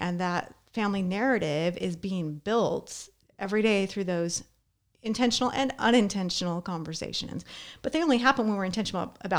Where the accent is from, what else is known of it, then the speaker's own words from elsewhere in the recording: Las Vegas, Nevada, United States; When I was growing up in Las Vegas, I mentioned I had a lot of family around.